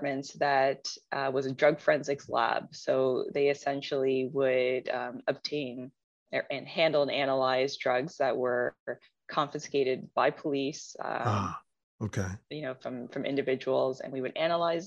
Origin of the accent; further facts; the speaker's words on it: Toronto, Ontario, Canada; Born and raised in Toronto.